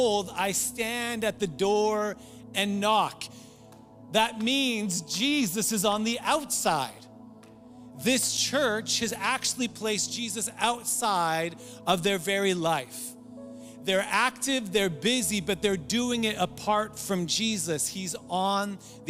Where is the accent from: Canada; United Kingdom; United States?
Canada; Surrey, British Columbia; I grew up in North Surrey